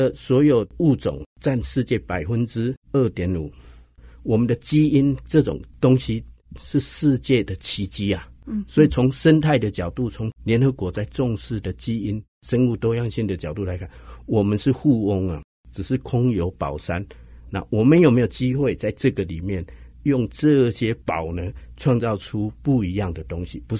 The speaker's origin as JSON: {"language": "Chinese", "region": "Hsinchu", "country": "Taiwan", "said": "然后我是新竹人，"}